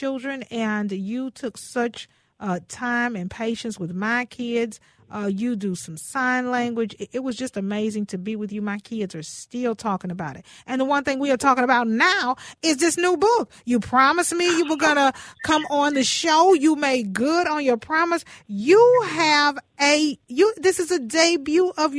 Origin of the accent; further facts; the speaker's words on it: Houston, Texas, United States; I'm from Houston